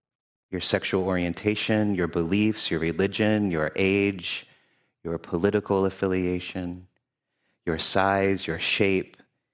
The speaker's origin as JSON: {"language": "English", "town": "Louisville", "region": "Kentucky", "country": "United States", "tie": "born or raised there", "also_born_or_lived": "Memphis, Tennessee", "lives_now": "Cincinnati, United States", "said": "I use he, him pronouns. I currently live in Cincinnati, Ohio, but I was born in Memphis, Tennessee, and grew up in Louisville, Kentucky."}